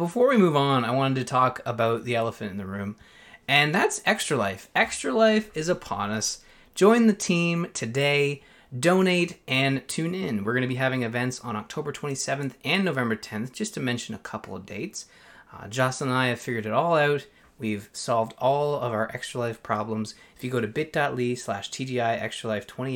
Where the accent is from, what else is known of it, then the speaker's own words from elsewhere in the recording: Canada; I'm Canadian